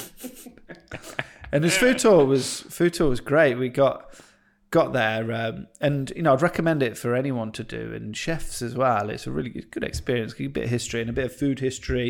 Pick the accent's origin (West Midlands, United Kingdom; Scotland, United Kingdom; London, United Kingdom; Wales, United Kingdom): West Midlands, United Kingdom; Stratford-upon-Avon; I'm from, uh, Stratford upon Avon